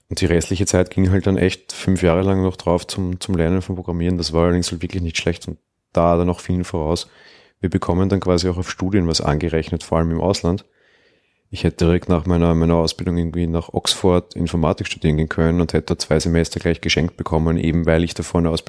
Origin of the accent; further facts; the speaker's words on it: Switzerland; Bei uns in der Schweiz gibt es auch eine Matura.